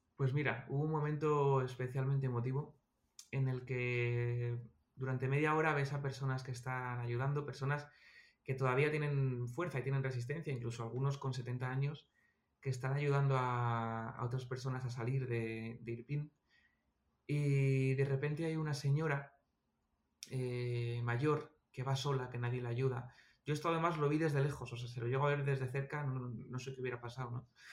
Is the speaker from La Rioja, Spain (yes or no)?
no; Almería, Andalusia, Spain; yo nací en Almería